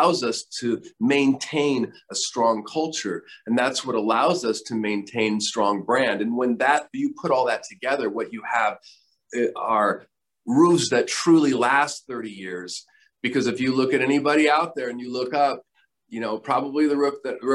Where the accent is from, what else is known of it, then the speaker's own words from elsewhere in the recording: Myrtle Creek, Oregon, United States; moved away; I grew up in Oregon, and a small town called Myrtle Creek in Douglas County, Oregon, Southern Oregon